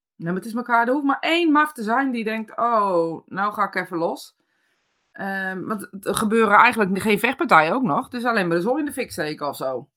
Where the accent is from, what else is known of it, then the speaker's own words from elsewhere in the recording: Netherlands; als Nederlanders